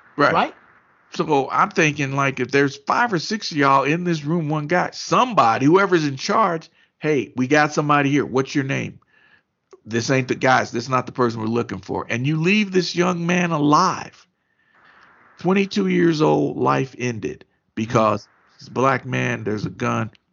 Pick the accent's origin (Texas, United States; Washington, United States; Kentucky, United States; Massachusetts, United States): Kentucky, United States; moved away; I was home in Kentucky